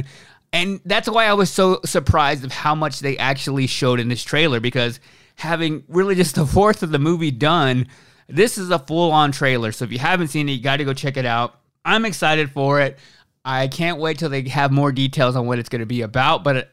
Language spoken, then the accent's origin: English; Texas, United States; from the South like I am, I'm from Texas